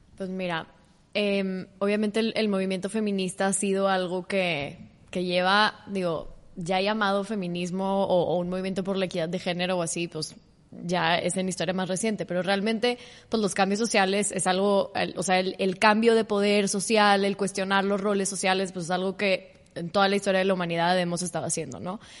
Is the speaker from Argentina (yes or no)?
no; Mexico; soy una mujer mexicana